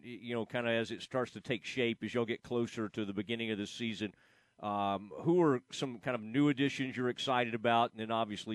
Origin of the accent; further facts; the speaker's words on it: Kaufman, Texas, United States; my guy from my hometown, Cade Currington from Kauffman, Texas.